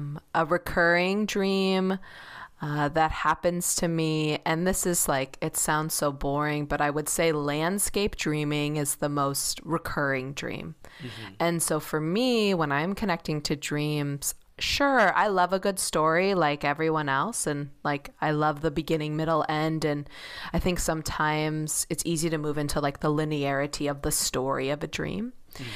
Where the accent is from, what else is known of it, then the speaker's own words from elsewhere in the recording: Chicago, Illinois, United States; I grew up in Chicago and it's giving a lot of like Northern Michigan like field vibes.